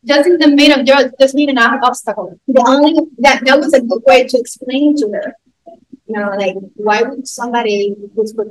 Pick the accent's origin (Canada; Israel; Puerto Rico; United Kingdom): Puerto Rico; first language Spanish; English is a second language; moved away; "I'm from Puerto Rico."